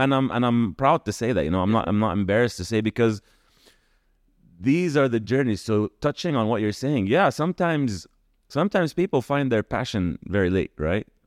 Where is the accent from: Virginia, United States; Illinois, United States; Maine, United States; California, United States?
California, United States; moved away as an adult; also born or lived in Kuwait / United States (birthplace); now in Dubai, United Arab Emirates; then in nineteen ninety moved to California, and that's kinda where home became home